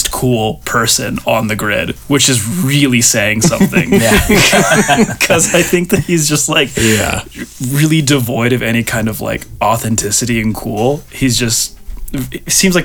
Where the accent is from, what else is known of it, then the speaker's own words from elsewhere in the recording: Vancouver Island, British Columbia, Canada; I grew up on Vancouver Island, not at all close to Montreal.